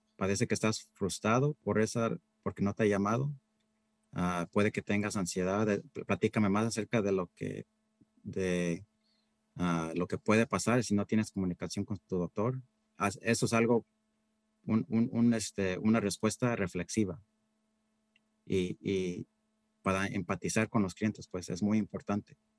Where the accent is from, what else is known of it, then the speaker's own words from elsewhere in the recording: Central Valley, California, United States; moved away as an adult; also born or lived in Berkeley, California; now in Marin County, United States; empezaron muy humildemente trabajando en el campo, en el Valle Central. Ahí fue donde yo nací. Y fíjate que era, hasta yo también iba al fil a trabajar con mis padres de niño.